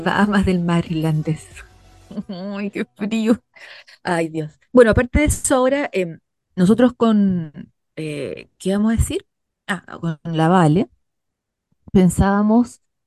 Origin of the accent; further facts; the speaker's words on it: Santiago, Santiago Metropolitan Region, Chile; moved away as an adult; also born or lived in Dublin, Ireland; now in Isle of Man; yo como santiaguina